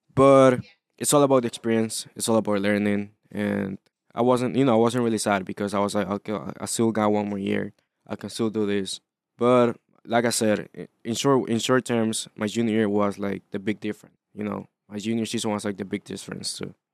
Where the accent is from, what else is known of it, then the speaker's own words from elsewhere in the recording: Honduras; moved away; I wasn't born here. So, I was born in Honduras